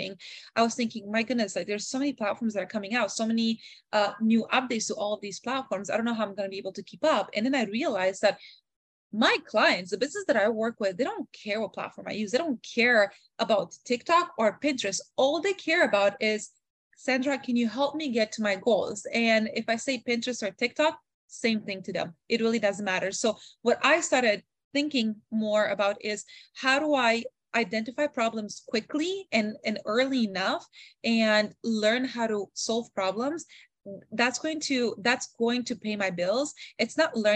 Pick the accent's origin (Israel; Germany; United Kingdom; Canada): Canada; growing up in Canada, I was able to learn a little bit of language